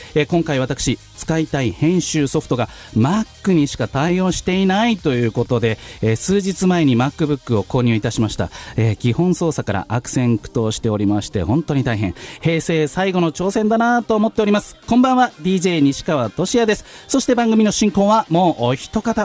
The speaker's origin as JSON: {"language": "Japanese", "town": "Tachikawa", "region": "Tokyo", "country": "Japan", "tie": "born or raised there"}